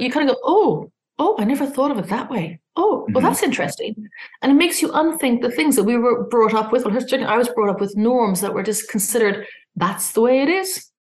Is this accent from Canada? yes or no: no; Ireland; also born or lived in London / Australia / Singapore; I'm Irish